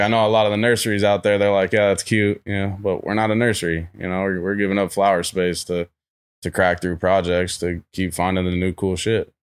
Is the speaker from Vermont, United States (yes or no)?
yes; Vermont, United States; moved away; also born or lived in upstate New York / Houston, Texas; I'm from Vermont originally